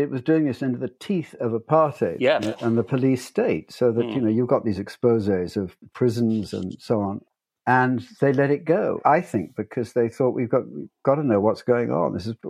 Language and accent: English; United States; moved away; I was born in America.